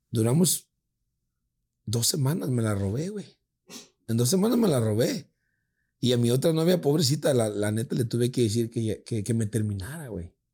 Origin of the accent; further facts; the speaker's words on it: Ecuador; De Ecuador.